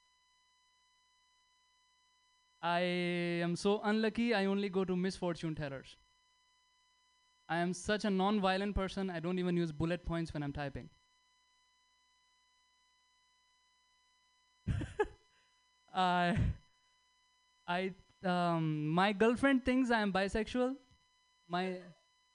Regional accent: India; moved away as an adult; now in United States; I'm Indian, I don't get it, I'm on visa.

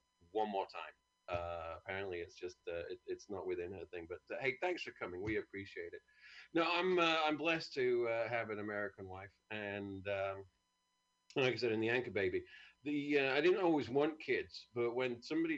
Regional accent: United Kingdom

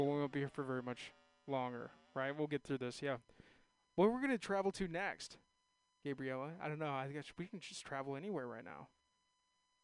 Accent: San Ramon, California, United States; now in San Francisco, United States; I am a native. I'm from San Ramon, Castro Valley area

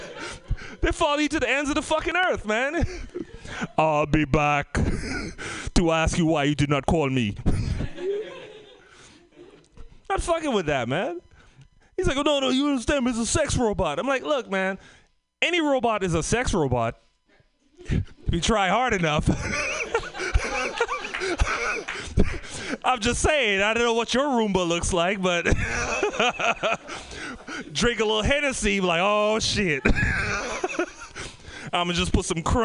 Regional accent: Trinidad & Tobago; moved away; also born or lived in Oakland; I came from the Caribbean, Trinidad and Tobago

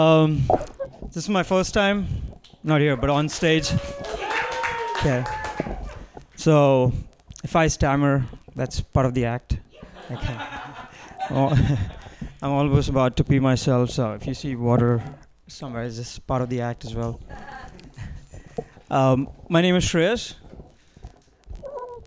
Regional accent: India; now in United States; I'm Indian

